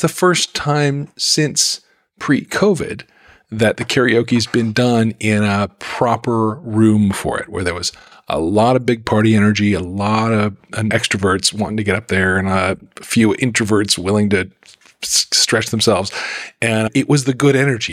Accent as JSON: {"language": "English", "town": "Salt Lake City", "region": "Utah", "country": "United States", "tie": "born or raised there", "said": "I grew up in Salt Lake City"}